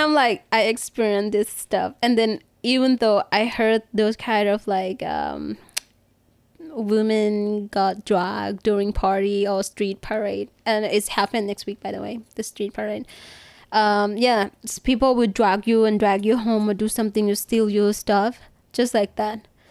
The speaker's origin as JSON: {"language": "English", "region": "Bangkok", "country": "Thailand", "said": "I'm from Bangkok"}